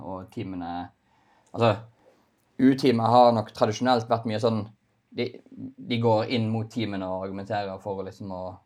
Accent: Bergen, Vestland, Norway; jeg er bergenser, litt kranglevåren

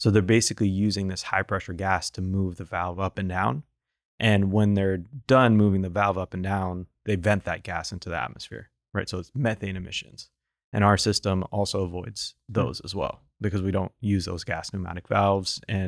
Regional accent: New England, United States; I grew up on the East Coast in New England.

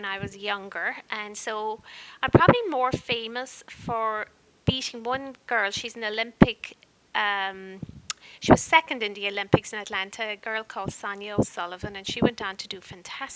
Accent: Kanturk, Munster, Ireland; moved away as an adult; also born or lived in Rhode Island, United States; now in United States; I was born in County Cork, Ireland, and I lived for 18 years in a little town called Kenturk. It's in North Cork in Ireland.

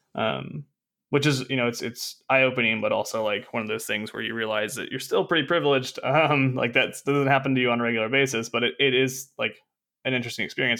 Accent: Arkansas, United States; I'm from Arkansas. I'm a college dropout

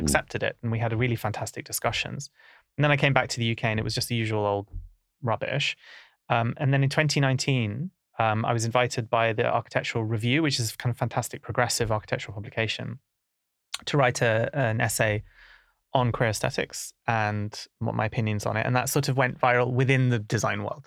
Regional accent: London, United Kingdom; growing up in Camden was, you know, it's a very diverse place

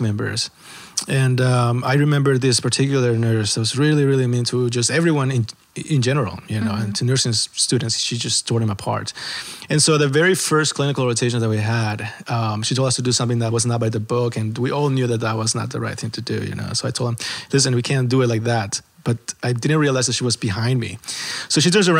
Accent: El Salvador; moved away; I'm from El Salvador.

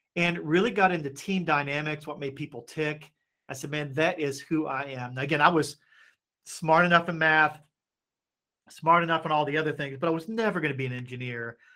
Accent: Appalachia, United States; moved away as an adult; also born or lived in Asia / Hong Kong; I grew up in Appalachia

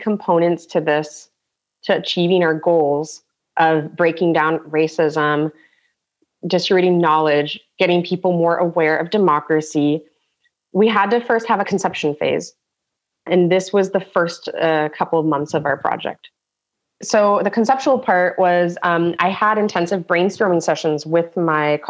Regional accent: San Diego, California, United States; now in Germany

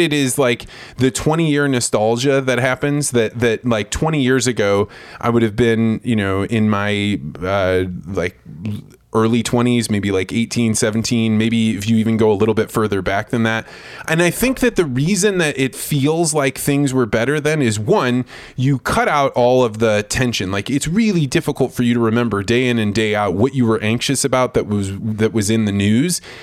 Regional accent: Eureka, Illinois, United States; I was a kid from Eureka, Illinois. I was probably like, I don't know, ten or eleven years old.

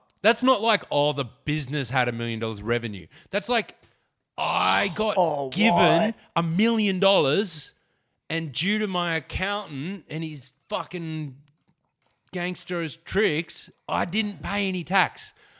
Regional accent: Wollongong, New South Wales, Australia; I grew up in Wollongong.

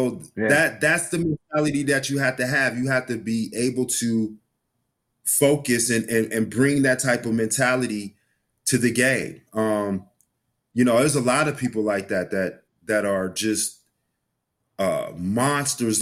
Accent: South Bend, Indiana, United States; I'm from South Bend, Indiana

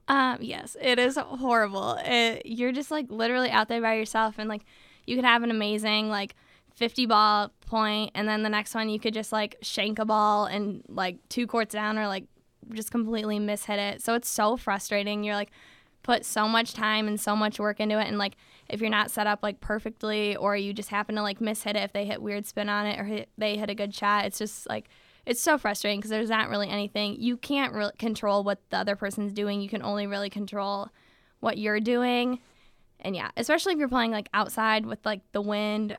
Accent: Michigan, United States; we're from Michigan

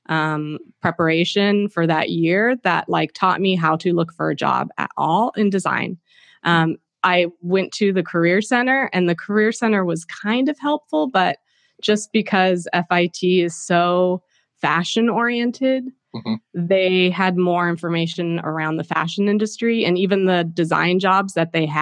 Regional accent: Cupertino, California, United States; moved away as an adult; also born or lived in Chico, California / London / New York City; I grew up in Silicon Valley until, you know, through high school, went to Cupertino High School

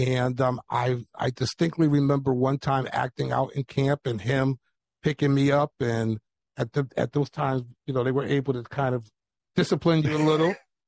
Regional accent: New Haven, Connecticut, United States; moved away as an adult; also born or lived in Medford, Massachusetts / California / Florida / Houston, Texas; I was born and raised in New Haven. I was born on Orchard Street, actually, at the old Grace Hospital that now is St. Raphael's.

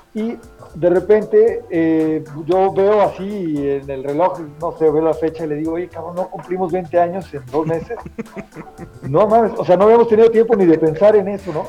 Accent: Tehuacán, Puebla, Mexico; now in Guadalajara, Mexico; no somos de Tehuacán, Puebla, y creo que caímos en el mejor lugar de México para crecer como músicos

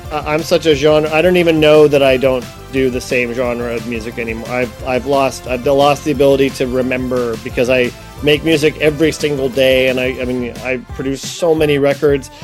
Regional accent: Ohio, United States; moved away; I'm from Ohio, so we kind of have a Midwestern thing going on

